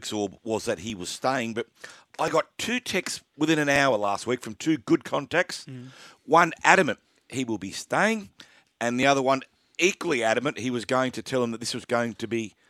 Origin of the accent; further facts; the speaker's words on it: Australia; as Aussie fans